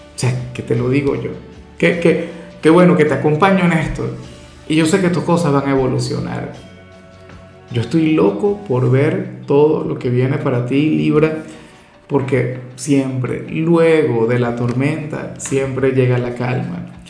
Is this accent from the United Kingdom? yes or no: no; Venezuela; en mi país, por ejemplo, tenemos una gran tradición